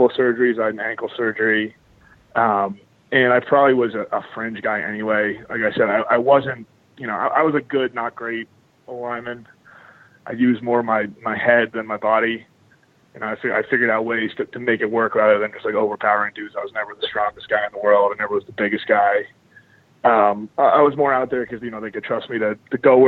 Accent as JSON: {"language": "English", "town": "Sudbury", "region": "Massachusetts", "country": "United States", "tie": "born or raised there", "also_born_or_lived": "Evanston, Illinois", "moved": "as an adult", "said": "I'm from the Boston area originally. I grew up in Sudbury. It's like a suburb about 30 minutes west of the city."}